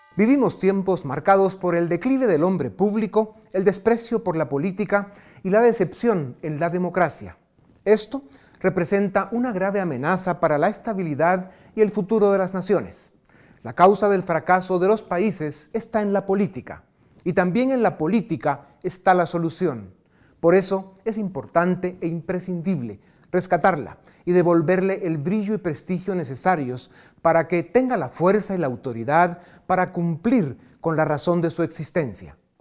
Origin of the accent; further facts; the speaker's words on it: Guatemala; Como guatemalteco